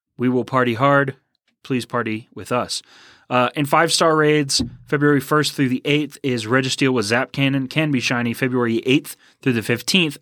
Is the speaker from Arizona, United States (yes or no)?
no; Houston, Texas, United States; also born or lived in Tomball, Texas; I am also from Houston